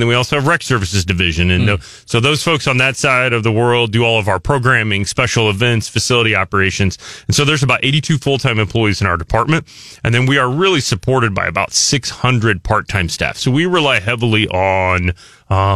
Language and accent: English; Buffalo, Missouri, United States; now in Columbia, United States; I grew up there, went to high school there and graduated